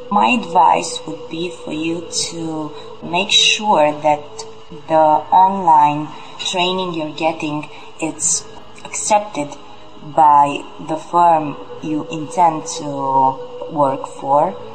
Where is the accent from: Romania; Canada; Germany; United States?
Romania; I'm 26 years old. I'm from Romania.